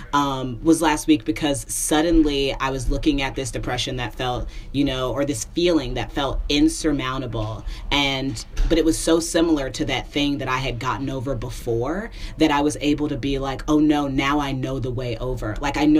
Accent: Indiana, United States; moved away as an adult; now in Brooklyn, United States; I moved from Indianapolis to New York. So now I'm in Brooklyn in this, you know, I mean, it's a good apartment, but listen, I'm born and raised Hoosier.

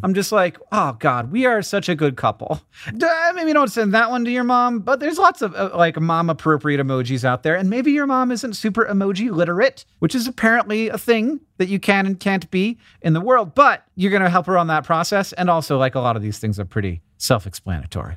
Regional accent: Orlando, Florida, United States; I'm from Orlando, Florida.

